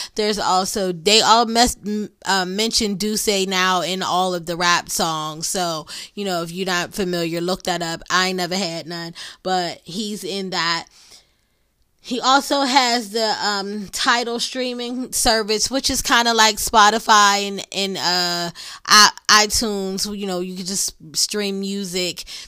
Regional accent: Pittsburgh, Pennsylvania, United States; accent: Pittsburgh; my Pittsburgh accent.

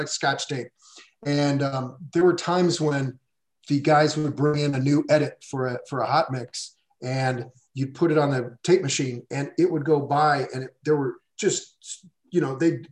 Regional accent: Indianapolis, Indiana, United States; I grew up in Indianapolis, Indiana. I grew up in the Midwest

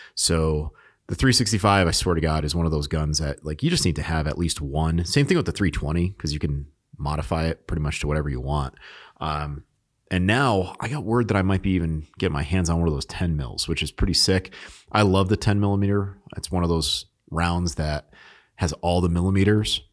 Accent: New England, United States; also born or lived in Alaska; I grew up in New England

